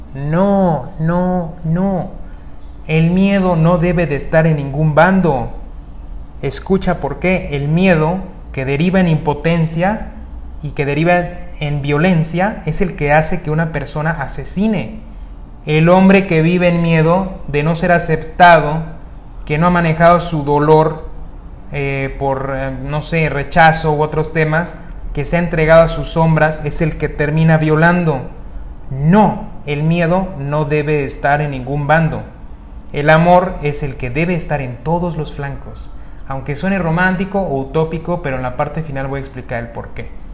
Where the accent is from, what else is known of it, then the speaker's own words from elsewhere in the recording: Mexico; En mi país, en México